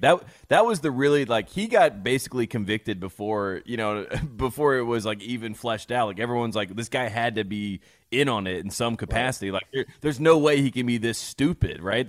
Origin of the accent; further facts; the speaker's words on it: North Carolina, United States; I grew up in the Baptist Church, North Carolina